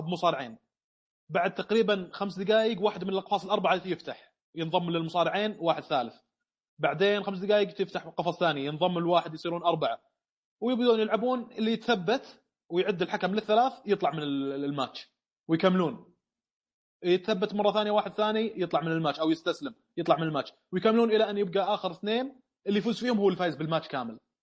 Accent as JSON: {"language": "Arabic", "country": "Saudi Arabia", "said": "عندنا في السعوديه"}